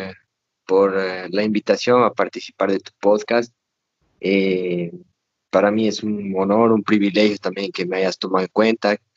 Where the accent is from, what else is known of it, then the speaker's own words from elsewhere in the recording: Cochabamba, Bolivia; moved away as an adult; also born or lived in Brazil; soy de Cochabamba, Bolivia. Eh, toda mi vida, o sea, toda la parte del colegio, la escuela está allá.